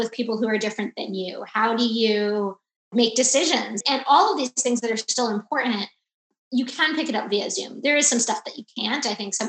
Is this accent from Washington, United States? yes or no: no; South Florida, United States; now in Chicago, United States; I'm actually originally from South Florida